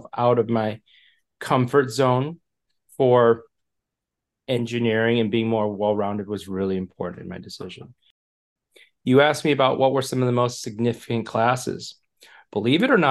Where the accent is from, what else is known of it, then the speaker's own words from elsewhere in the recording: Michigan, United States; moved away; I'm from Michigan, originally is what I call home. We've moved and lived all over